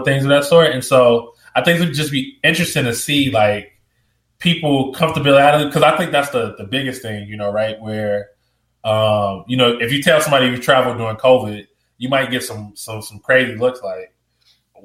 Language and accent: English; Chicago, Illinois, United States; I'm from Chicago. I'm from the south side of Chicago, so that's like the street I grew up on